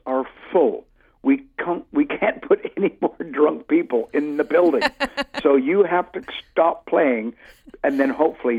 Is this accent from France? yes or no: no; Canada; moved away as an adult; also born or lived in Vancouver Island; now in United Kingdom; Well, I'm Canadian